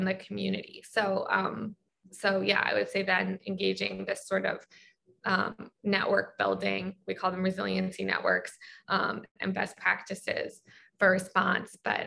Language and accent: English; Baltimore, Maryland, United States; I'm from Baltimore